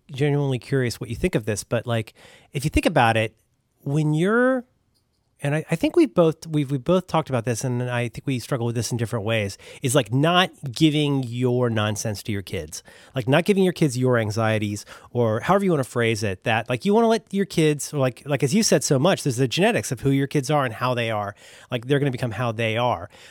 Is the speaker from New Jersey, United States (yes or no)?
no; Cincinnati, Ohio, United States; I am from Cincinnati, Ohio